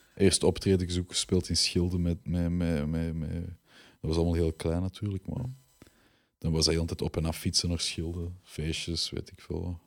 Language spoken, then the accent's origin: Dutch; Belgium; We zijn echt wel Belgen met roots